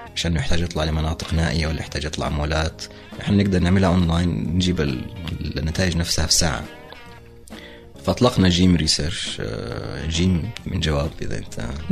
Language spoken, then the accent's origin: Arabic; Saudi Arabia; نحن لوكلز نحن سعوديين